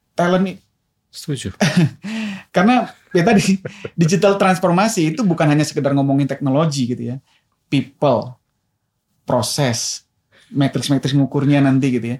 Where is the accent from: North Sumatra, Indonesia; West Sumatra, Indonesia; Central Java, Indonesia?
North Sumatra, Indonesia; Medan; moved away; saya lahir dan besar di Medan